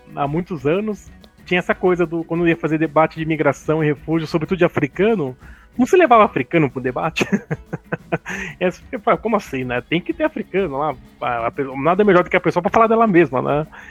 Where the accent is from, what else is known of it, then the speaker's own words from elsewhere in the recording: Brazil; nós afro-brasileiros, não sabemos de onde nós viemos